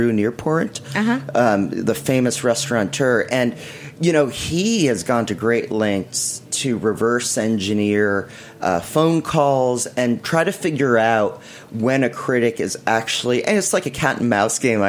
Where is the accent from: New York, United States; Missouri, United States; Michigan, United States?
New York, United States; New York City; I was born in Manhattan